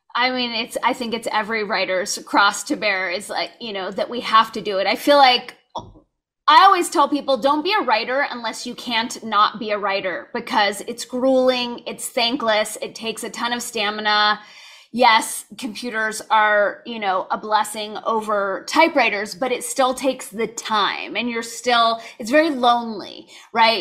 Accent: California, United States; I grew up in California, so it was just kind of assumed we were all gonna go to U C schools

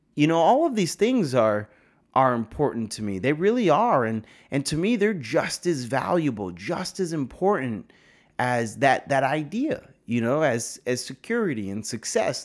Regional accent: New York, United States; I'm from a small town like yeah I'm from New York

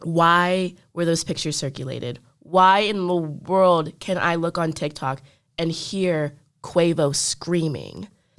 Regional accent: Louisville, Kentucky, United States; But I care because I'm from Louisville.

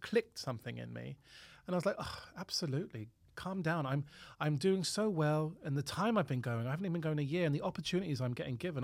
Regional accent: Harrow, London, United Kingdom; also born or lived in Cavan, Ireland; where I grew up at Council Estate in Harrow

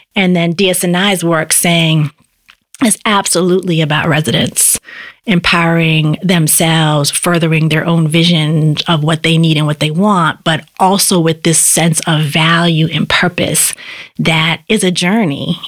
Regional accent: Boston, Massachusetts, United States; I grew up in Upham's Corner. That's where I was a kid

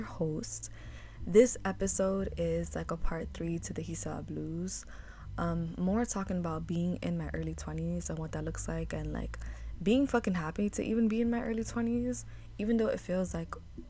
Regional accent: New York City, New York, United States; growing up in New York City, growing up in Harlem

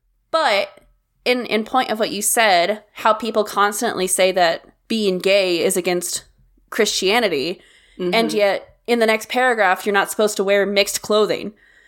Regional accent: the Bible Belt, United States; I grew up in the Bible Belt, technically, and a town of, you know, 2,000 people, 7 churches, 1 stoplight kind of situation. And so I grew up in the Baptist church, not Southern Baptist, normal Baptist.

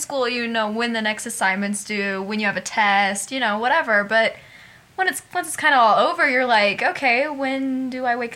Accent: Casper, Wyoming, United States; taking some BOCES classes at Casper College here in my hometown

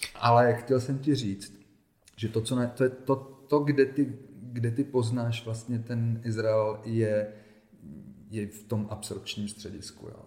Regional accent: Ostrava, Moravian-Silesian Region, Czechia; moved away as an adult; also born or lived in Israel; Já jsem se narodil v Ostravě

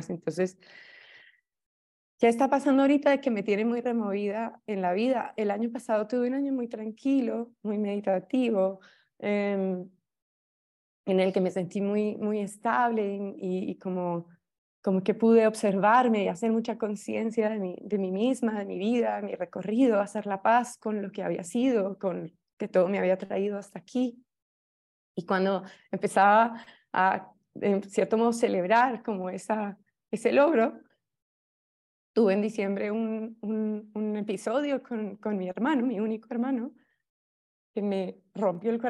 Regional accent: Colombia; Soy colombiana y fui, digamos, alumna tuya

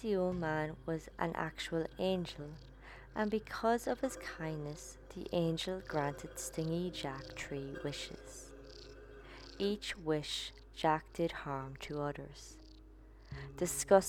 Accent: Ireland; my home country, the Green Isle of Ireland.

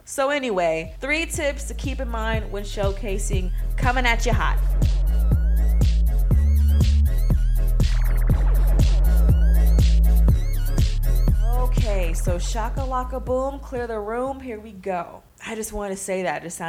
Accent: Pittsburg, California, United States; my hometown, Pittsburgh, California

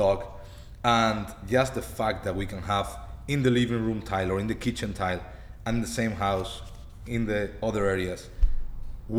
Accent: Spain; We're from Spain

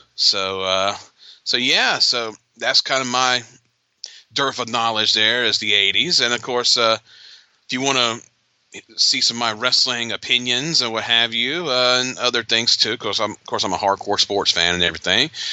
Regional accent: Atlanta, Georgia, United States; growing up in Georgia, you know, Crockett, Jim Crockett Promotions was what I grew up

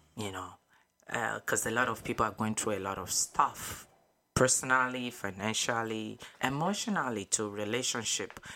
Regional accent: Nigeria; moved away; I was born in Nigeria, West Africa.

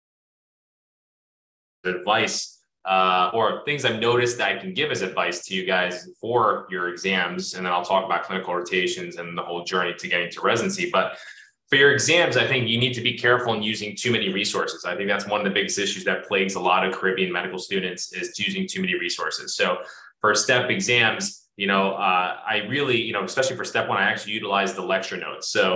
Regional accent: North New Jersey, United States; I was raised in North New Jersey

